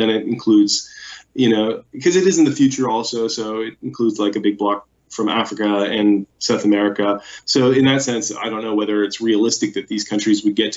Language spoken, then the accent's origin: English; Canada; as a Canadian